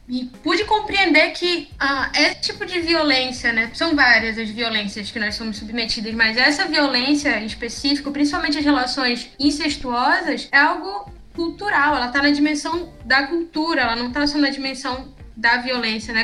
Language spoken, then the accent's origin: Portuguese; Amapá, Brazil; sou amapaense, aqui do extremo norte do Brasil